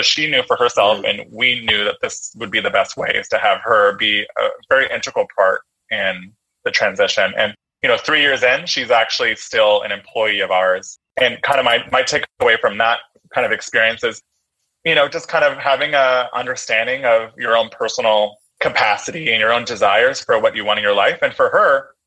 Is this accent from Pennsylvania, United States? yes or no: no; San Francisco, California, United States; I'm a San Francisco native. I was born in San Francisco, grew up in San Francisco, went to school in San Francisco.